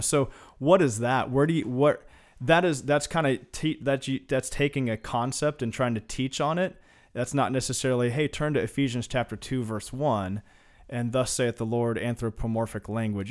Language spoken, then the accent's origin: English; Kansas, United States; I grew up in Kansas